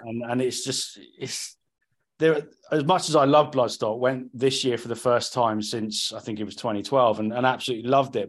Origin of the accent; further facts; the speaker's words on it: Cornwall, South West England, United Kingdom; now in South East England, United Kingdom; I'm from Cornwall